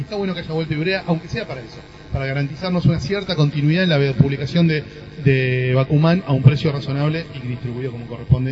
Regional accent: Argentina; como argentino

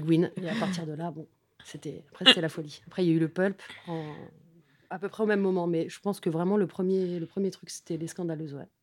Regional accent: Paris, Île-de-France, France; j'ai grandi vraiment dans le Haut-Marais

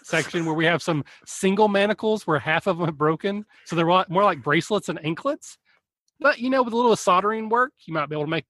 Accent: Kentucky, United States; I know I'm from Kentucky and I know I mispronounce words all the time

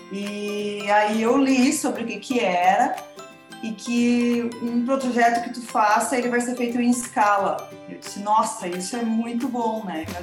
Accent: Santa Maria, Rio Grande do Sul, Brazil; now in Bento Gonçalves, Brazil; E aí eu tive, eu saí de Santa Maria

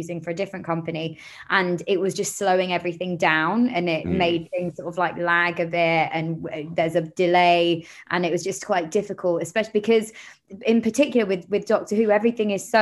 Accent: London, United Kingdom; I'm from Camden Town. So I grew up in London.

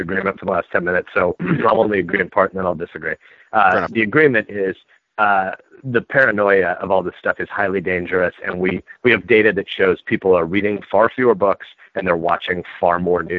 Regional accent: Nebraska, United States; I'm a Nebraskan

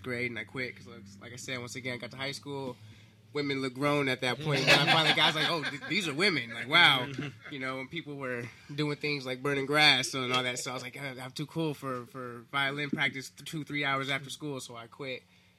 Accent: Compton, California, United States; also born or lived in Bellflower; I was born in Bellflower, technically, at the Kaiser, but... those first few years of my life was in Compton, yeah.

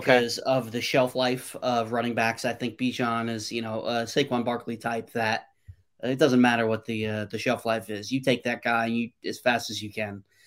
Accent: North Carolina, United States; also born or lived in New York; Growing up in North Carolina

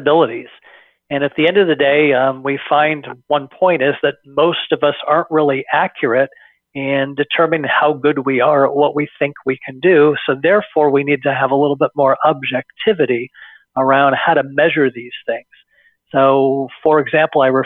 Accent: Bay Area, California, United States; born and raised in the Bay Area

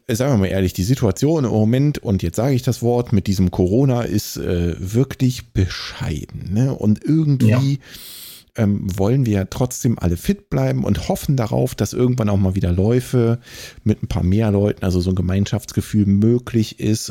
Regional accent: Bonn, North Rhine-Westphalia, Germany; moved away; wohlgemerkt auch meine Geburtsstadt

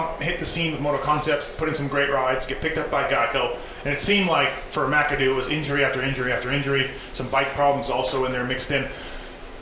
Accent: Canada; me being Canadian

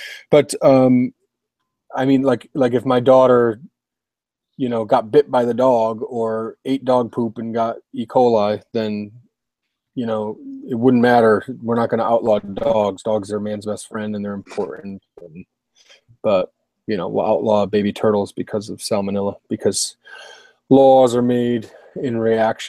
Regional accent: Connecticut, United States; I'm from Connecticut

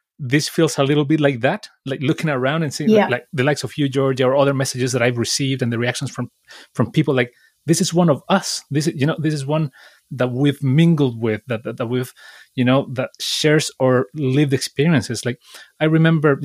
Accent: Chile; now in United Kingdom; I'm from Chile

